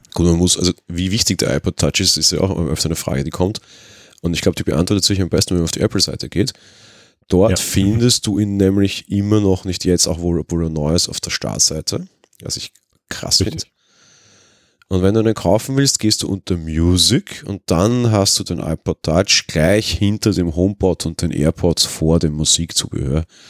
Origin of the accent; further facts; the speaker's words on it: Austria; also born or lived in Vienna; Bei uns in Österreich